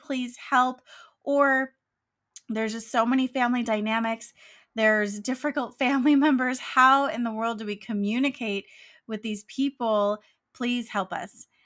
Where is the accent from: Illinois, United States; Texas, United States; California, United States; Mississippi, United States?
California, United States; I'm proud of my home state of California